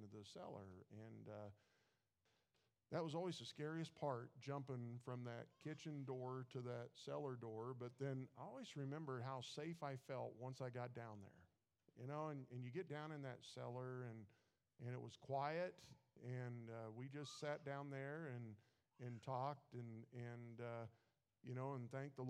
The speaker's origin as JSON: {"language": "English", "region": "Missouri", "country": "United States", "tie": "born or raised there", "moved": "yes", "said": "I grew up in Missouri"}